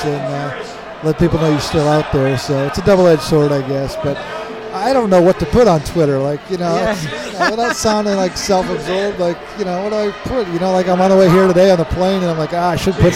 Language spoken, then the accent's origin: English; New England, United States; I grew up in New England